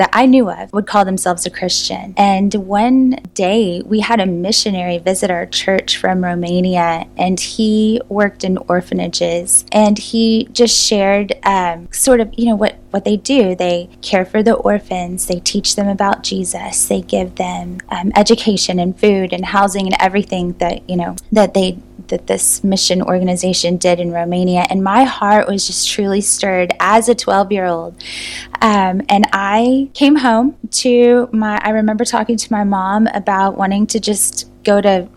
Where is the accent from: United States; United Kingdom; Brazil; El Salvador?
United States; Euless, Texas; moved away as an adult; now in Germany; I had never lived outside of Texas before we moved to Germany. I grew up in the Hearst, Euless, Bedford area